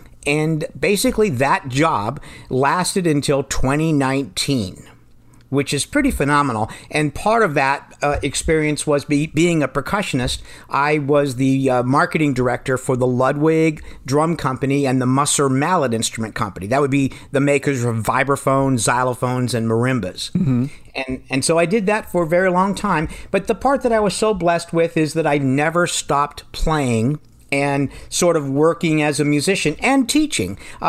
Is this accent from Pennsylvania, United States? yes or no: yes; Pennsylvania, United States; moved away as an adult; also born or lived in Indiana; Well, I'm originally from Pennsylvania